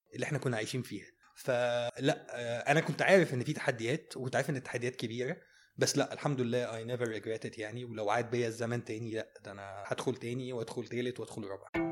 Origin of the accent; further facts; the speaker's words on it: Egypt; احنا عندنا في مصر هنا